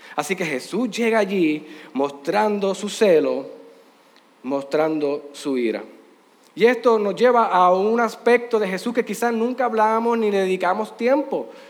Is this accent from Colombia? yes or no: no; Puerto Rico; Aquí en Puerto Rico